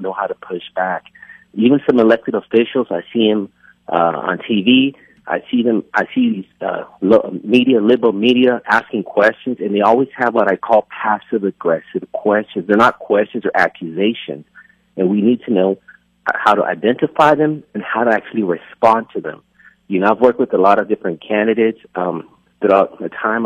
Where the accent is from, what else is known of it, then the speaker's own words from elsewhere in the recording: California, United States; moved away; also born or lived in Texas; I was born in California